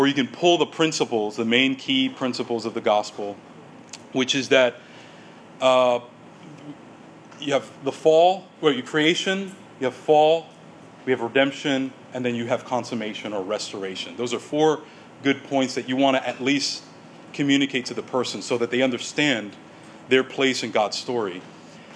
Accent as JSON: {"language": "English", "country": "United States", "said": "we as American evangelicals"}